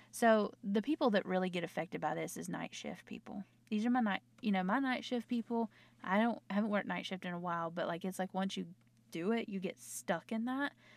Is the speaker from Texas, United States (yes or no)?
no; North Carolina, United States; accent: Southern; I'm from the South. I'm from North Carolina, if you haven't heard in my accent